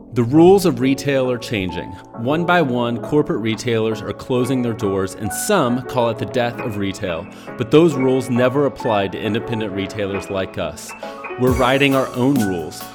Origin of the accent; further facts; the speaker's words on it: Fort Worth, Texas, United States; I'm from Fort Worth originally